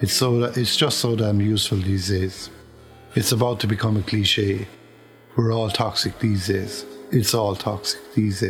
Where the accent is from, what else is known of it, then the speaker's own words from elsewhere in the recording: Kerry, Munster, Ireland; accent: Kerry; It's my Kerry accent